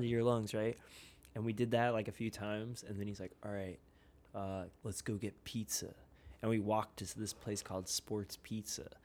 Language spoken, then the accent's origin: English; suburbs of Philadelphia, Pennsylvania, United States; moved away; I'm originally from outside of Philadelphia in, like, the suburbs